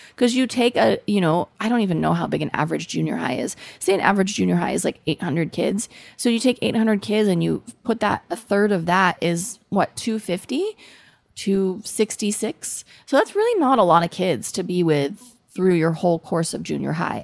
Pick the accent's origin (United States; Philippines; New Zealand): United States; accent: American; my American accent